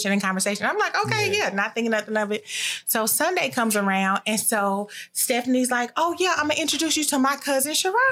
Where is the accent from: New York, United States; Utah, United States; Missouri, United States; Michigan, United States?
Missouri, United States; Kansas City; I am born and raised in Kansas City, Missouri